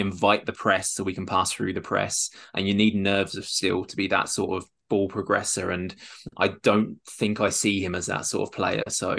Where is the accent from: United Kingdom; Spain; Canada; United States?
United Kingdom; Northampton, East Midlands; Elliot's my Northampton brother as well. We're both from Northampton